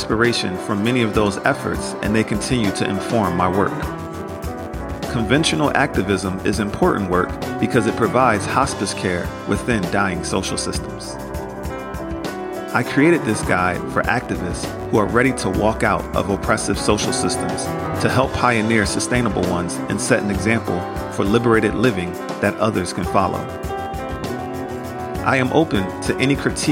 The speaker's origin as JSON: {"language": "English", "country": "United States", "tie": "born or raised there", "said": "I internalized growing up in America."}